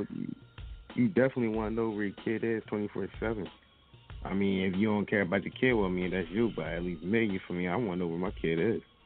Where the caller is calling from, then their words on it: Pottstown, Pennsylvania, United States; I'm calling from Pottstown